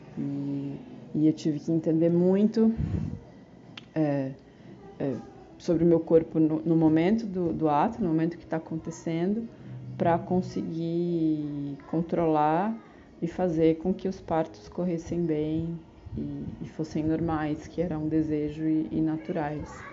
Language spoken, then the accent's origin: Portuguese; São Paulo, Brazil; moved away as an adult; also born or lived in Caravelas, Bahia; now in Bahia, Brazil; na cidade de São Paulo, que é de onde eu sou